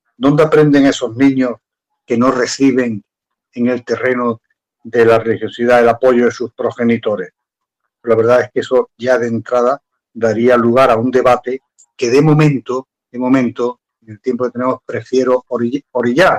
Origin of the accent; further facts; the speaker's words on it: Andalusia, Spain; yo soy andaluz